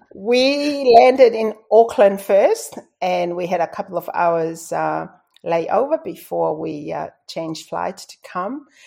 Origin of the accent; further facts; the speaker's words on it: Tonga; first language Tongan; English is a second language; moved away as an adult; now in Australia; growing up in Tonga, it's tough.